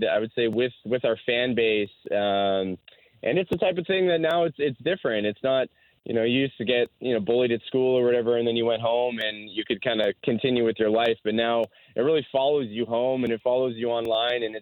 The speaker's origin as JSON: {"language": "English", "country": "Canada", "said": "being Canadian"}